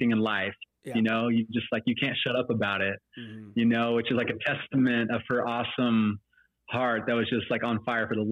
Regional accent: Austin, Texas, United States; We're mainly transplants in this city, but I'm proud to call Austin my hometown

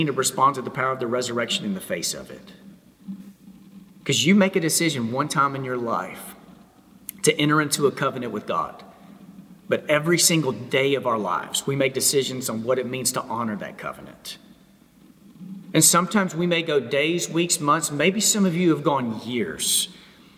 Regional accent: Texas, United States; moved away as an adult; now in Memphis, United States; first 27 years of my life, I grew up in Texas. But since then, my wife and I, we live in Memphis, Tennessee

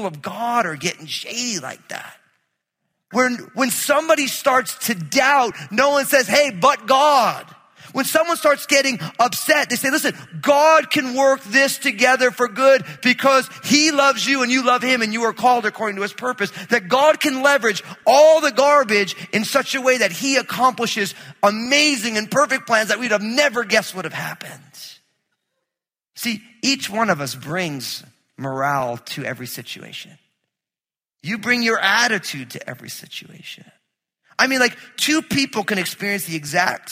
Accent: New Jersey, United States; I grew up in New Jersey

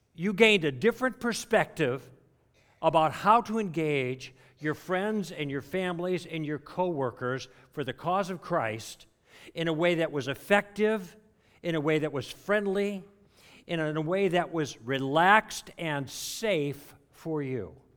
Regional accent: Chicago, Illinois, United States; I grew up in Chicago

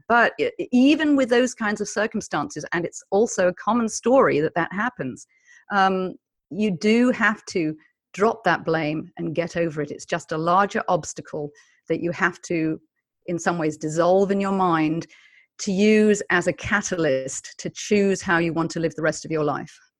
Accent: United Kingdom; I am British, I come from a culture of Monty Python

